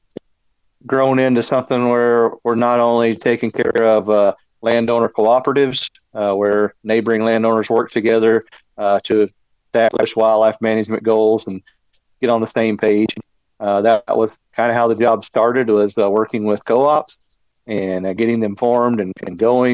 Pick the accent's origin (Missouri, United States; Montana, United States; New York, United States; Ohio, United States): Missouri, United States; Branson; also born or lived in Texas; I was born in Branson. Still live in the area. The Ozarks is what I call home, and right here down on the Arkansas-Missouri line for my entire life